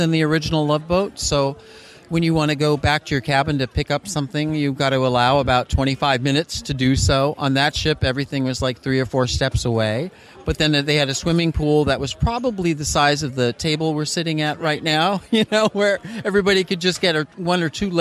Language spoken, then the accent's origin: English; Los Angeles, California, United States; I grew up in Los Angeles